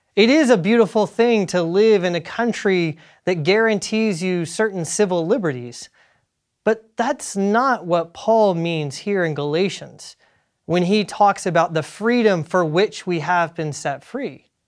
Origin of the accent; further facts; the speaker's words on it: South Carolina, United States; I'm from South Carolina, and my home state is also the home state of a Colonel Christopher Gadsden